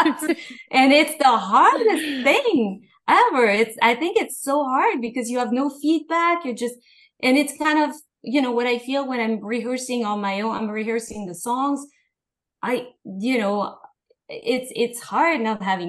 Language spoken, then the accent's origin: English; Paris, Île-de-France, France; moved away; I grew up in Paris, in the fashion world.